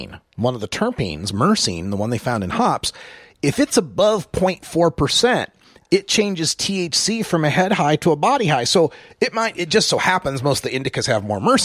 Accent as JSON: {"language": "English", "region": "Idaho", "country": "United States", "said": "I'm from Idaho"}